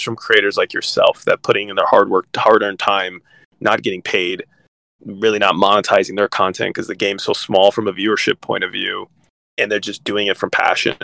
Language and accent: English; California, United States; I'm from California